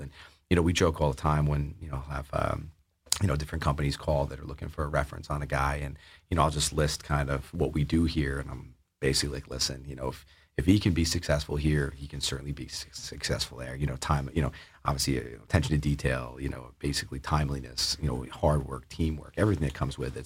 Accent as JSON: {"language": "English", "town": "Oyster Bay", "region": "New York", "country": "United States", "tie": "born or raised there", "moved": "as an adult", "lives_now": "Massachusetts, United States", "said": "growing up on Long Island"}